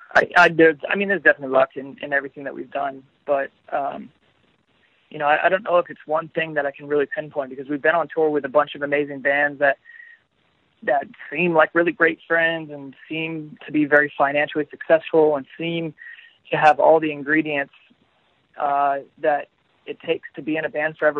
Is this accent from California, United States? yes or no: no; Florida, United States; I am from Florida. I'm I'm at home right now